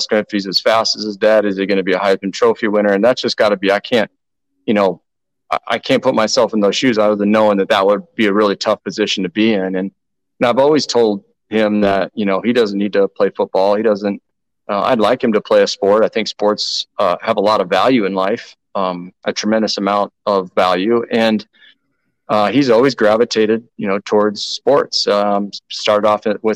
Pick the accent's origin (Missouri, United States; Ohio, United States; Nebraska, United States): Nebraska, United States; I am from Nebraska, but I am the first born generation of my family in Nebraska